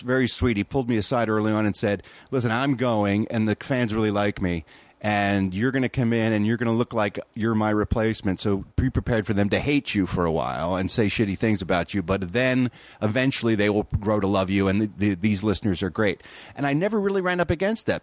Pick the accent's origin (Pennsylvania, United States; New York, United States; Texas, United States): Pennsylvania, United States; Philadelphia; moved away as an adult; now in California, United States; I grew up in Philadelphia, Pennsylvania.